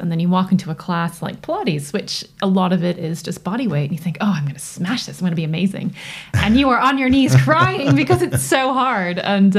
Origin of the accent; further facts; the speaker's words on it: United States; As you can tell from my accent, I grew up in North America.